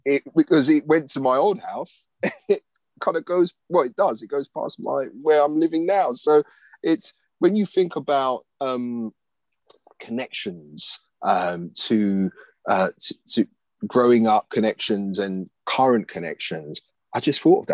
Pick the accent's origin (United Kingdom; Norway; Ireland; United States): United Kingdom; London; also born or lived in Cricklewood, London; I grew up in Gospel Oak, and then I um, moved to Cricklewood